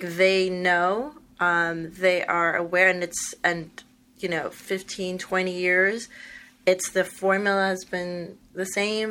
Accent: New York, United States; I'm from New York

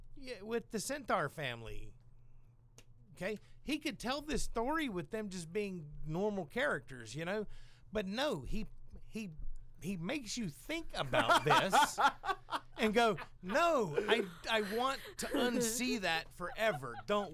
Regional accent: the South, United States; I'm from the South

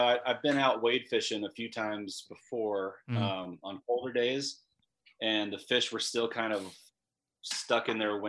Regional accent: Dallas, Texas, United States; moved away as an adult; also born or lived in Bozeman, Montana; now in Ennis, United States; I grew up in Dallas, Texas.

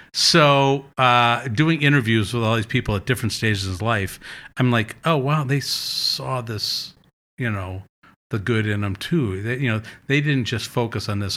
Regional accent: Madison, Wisconsin, United States; moved away as an adult; also born or lived in New York; I moved back to Madison from New York, and I kinda got back to my roots

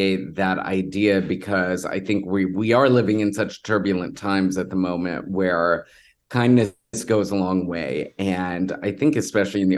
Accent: Houston, Texas, United States; I grew up in Texas, in Houston

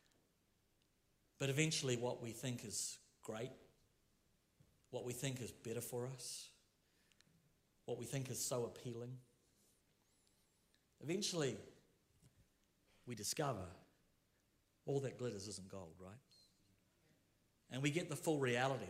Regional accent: Rotorua, Bay of Plenty, New Zealand; I'm from Rotorua

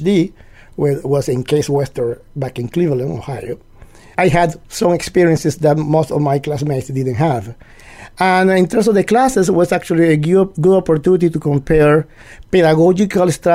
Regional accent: Caracas, Capital District, Venezuela; moved away as an adult; also born or lived in Minnesota; now in Bellingham, United States; I was born in Caracas, Venezuela

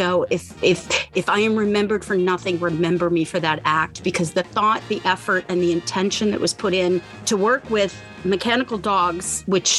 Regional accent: Florida, United States; I grew up in Florida predominantly

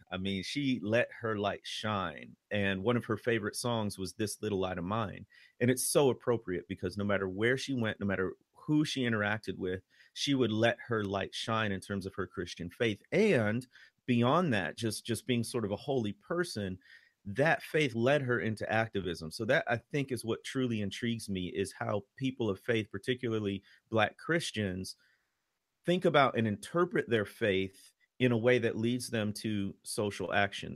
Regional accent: Chicago, Illinois, United States; moved away as an adult; now in Mississippi, United States; I'm from the Chicago area

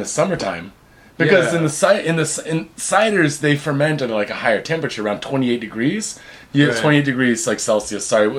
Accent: Seattle, Washington, United States; now in Japan; Dude, I'm from Seattle

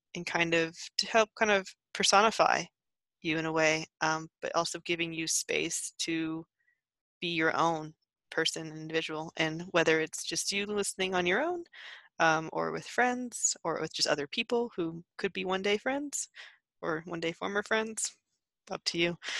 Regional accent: United States; growing up in the states

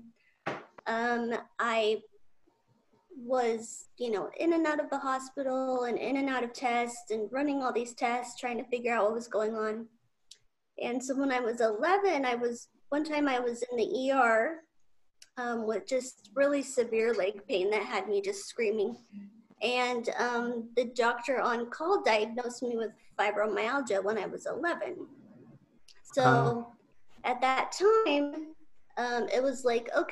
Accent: Utah, United States; moved away as an adult; also born or lived in Southern California; now in California, United States; I'm originally from Utah

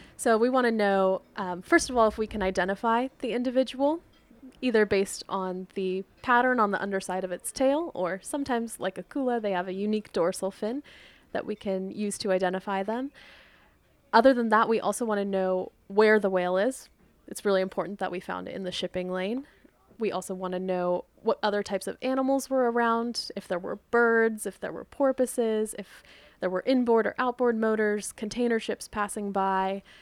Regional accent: Dana Point, California, United States; So I grew up in Dana Point.

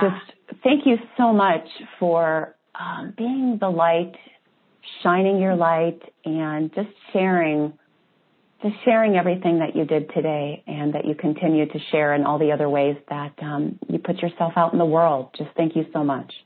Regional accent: Wisconsin, United States; i am from Wisconsin

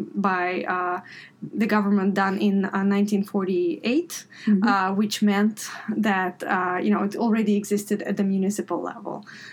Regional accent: Grodno, Grodno Region, Belarus; moved away; So I am originally from Belarus, Western Belarus, the town of Grodno.

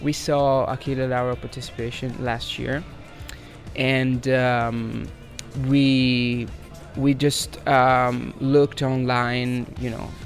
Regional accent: near Florence, Tuscany, Italy; English is a second language; we are from Tuscany, Italy, near Florence

